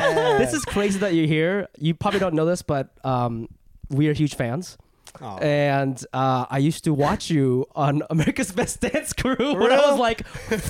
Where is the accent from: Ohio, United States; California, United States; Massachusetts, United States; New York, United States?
Ohio, United States; moved away; I grew up in Ohio